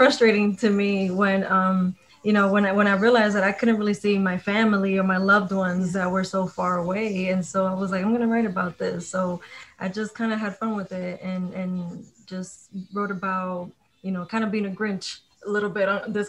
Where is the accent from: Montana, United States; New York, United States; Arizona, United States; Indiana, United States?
New York, United States; I grew up in New York. I grew up around hip hop